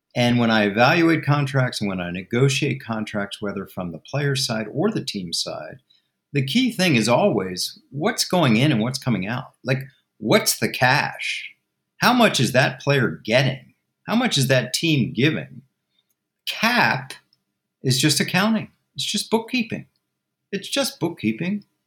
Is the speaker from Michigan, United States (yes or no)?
no; Washington, District of Columbia, United States; also born or lived in California; I'm from Washington, D.C., back to Georgetown for law school